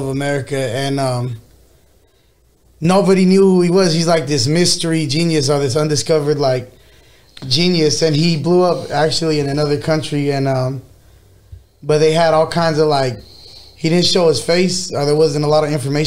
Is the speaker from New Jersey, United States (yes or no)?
no; Fresno, California, United States; Born and raised in Fresno my whole life